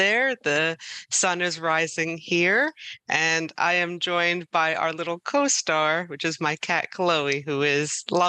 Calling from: Levittown, Pennsylvania, United States; So I am calling in from Levittown, Pennsylvania.

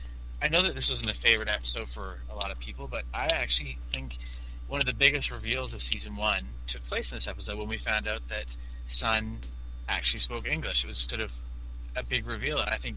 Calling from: Calgary, Alberta, Canada; I'm calling from Calgary, Alberta, in Canada.

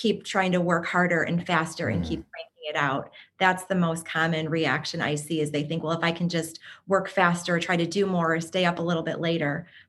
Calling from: Chicago, Illinois, United States; So yeah, I'm joining from Chicago, Illinois, in the United States.

